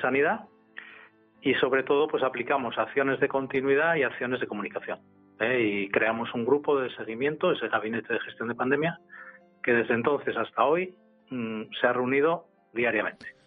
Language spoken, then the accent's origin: Spanish; Gijón, Asturias, Spain; nací en Gijón y nací en el año 1957